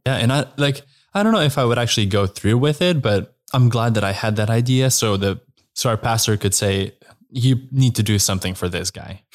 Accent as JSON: {"language": "English", "country": "Slovenia", "tie": "born or raised there", "said": "I am from Slovenia"}